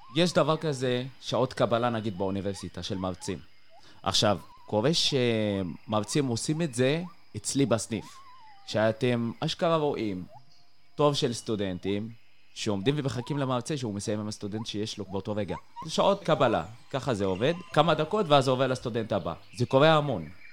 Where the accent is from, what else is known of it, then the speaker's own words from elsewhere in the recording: Tayibe, Israel; moved away as an adult; now in Beersheba, Israel; אני במקור מטייבה